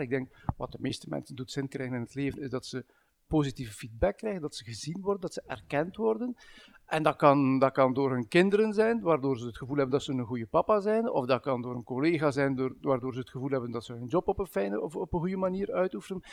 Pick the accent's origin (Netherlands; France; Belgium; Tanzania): Belgium; Bruges, Flanders; now in Ghent, Belgium; Ik ben, ben als West-Vlaming opgegroeid in, in, Brugge en woon op dit moment in Gent.